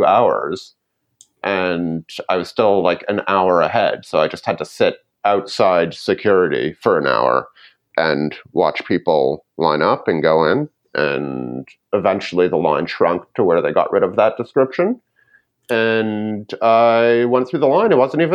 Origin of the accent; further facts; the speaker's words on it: Canada; I'm Canadian